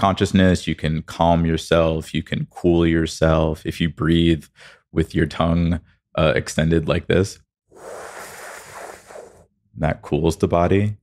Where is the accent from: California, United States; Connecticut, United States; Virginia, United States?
Connecticut, United States; also born or lived in New Jersey; now in Los Angeles, United States; I grew up in Connecticut